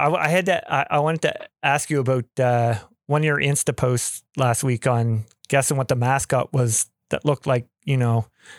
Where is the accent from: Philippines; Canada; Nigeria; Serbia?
Canada; I'm from Canada.